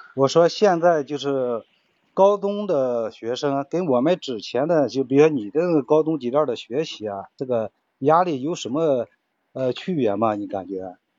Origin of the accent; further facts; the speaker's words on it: Shandong, China; 我们山东这边儿